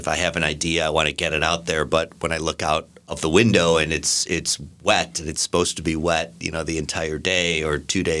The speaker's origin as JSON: {"language": "English", "region": "Ohio", "country": "United States", "tie": "born or raised there", "also_born_or_lived": "Chicago / Los Angeles", "moved": "as an adult", "lives_now": "London, United Kingdom", "said": "I was born in Ohio, and after school, I moved to Chicago, where I worked in advertising."}